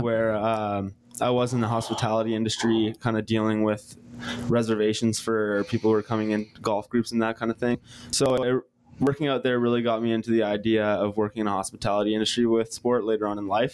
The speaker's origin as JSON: {"language": "English", "town": "Bowmanville", "region": "Ontario", "country": "Canada", "tie": "born or raised there", "said": "I'm from east of Toronto, uh, what used to be a small town called Bowmanville"}